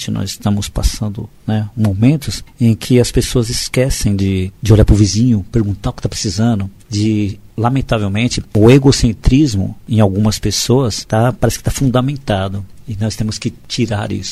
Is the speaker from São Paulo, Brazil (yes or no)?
yes; Guaratinguetá, São Paulo, Brazil; now in São Paulo, Brazil; sou do interior, eu sou de Guaratinguetá